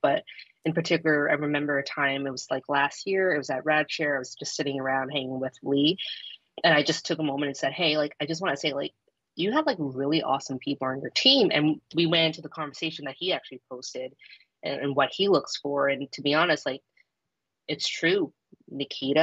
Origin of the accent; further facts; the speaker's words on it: Toronto, Ontario, Canada; I'm from Toronto